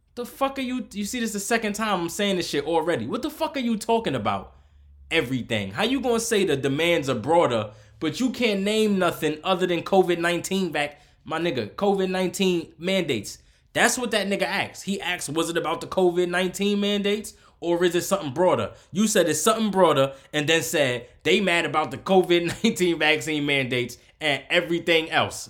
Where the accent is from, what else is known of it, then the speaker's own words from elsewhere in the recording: United States; I'm from America